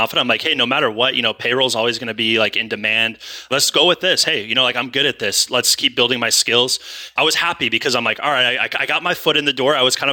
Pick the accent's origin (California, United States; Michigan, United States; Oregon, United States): California, United States; moved away as an adult; also born or lived in Idaho; it's my hometown. It's, you know, it's where I'm from.